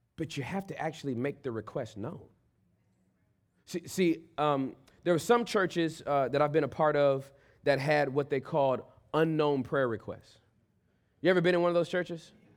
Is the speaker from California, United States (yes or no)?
yes; Inglewood, California, United States; I was born and raised in Inglewood, in, in, in the hood. And then we moved out of the hood to the suburbs.